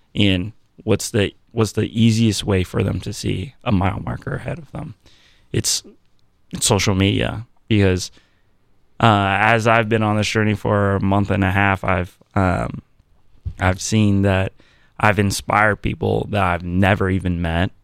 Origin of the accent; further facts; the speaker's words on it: Virginia Beach, Virginia, United States; moved away as an adult; now in Columbus, United States; born and raised in Virginia Beach